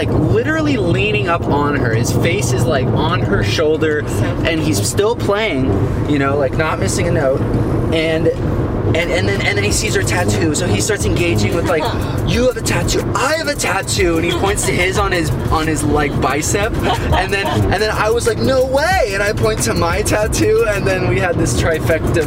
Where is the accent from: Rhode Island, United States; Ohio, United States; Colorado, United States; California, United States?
California, United States; we're from California